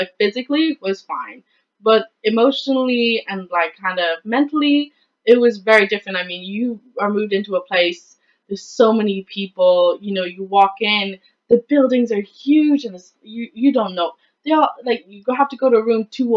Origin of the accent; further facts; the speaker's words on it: west of Ireland, Ireland; I come from a very small town in the west of Ireland